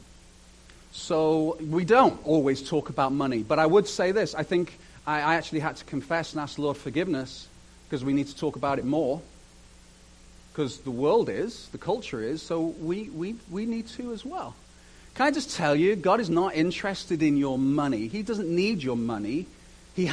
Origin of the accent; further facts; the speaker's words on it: United Kingdom; moved away; I'm British